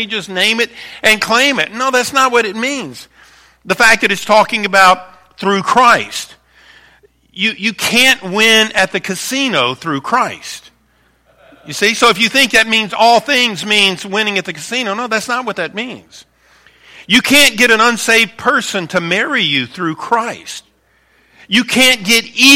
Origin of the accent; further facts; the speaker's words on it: Baton Rouge, Louisiana, United States; moved away as an adult; now in Northern Michigan, United States; I was raised in Baton Rouge, Louisiana, a city that would be very similar to Lansing